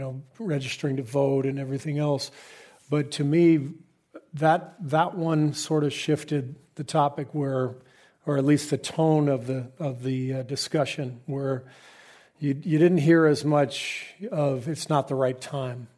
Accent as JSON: {"language": "English", "region": "Southern California", "country": "United States", "tie": "born or raised there", "also_born_or_lived": "San Antonio, Texas", "moved": "as an adult", "said": "I grew up in Southern California."}